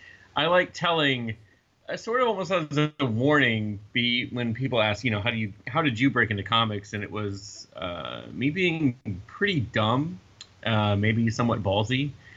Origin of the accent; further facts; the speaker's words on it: the South, United States; I'm from the South